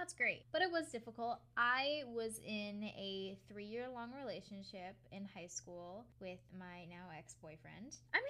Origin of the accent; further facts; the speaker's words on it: Connecticut, United States; now in Long Island, United States; I moved from Connecticut to Long Island. I met a bunch of new people and that type of thing, but he still lives at home.